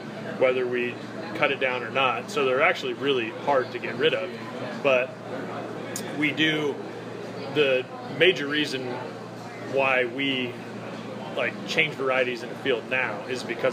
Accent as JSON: {"language": "English", "town": "Coeur d'Alene", "region": "Idaho", "country": "United States", "tie": "born or raised there", "moved": "yes", "lives_now": "Yakima, United States", "said": "I grew up in Coeur d'Alene, Idaho"}